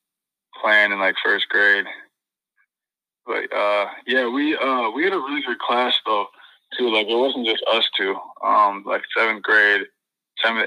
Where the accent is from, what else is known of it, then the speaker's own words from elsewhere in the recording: La Crosse, Wisconsin, United States; also born or lived in Iowa; I'm born and raised. Lacrosse.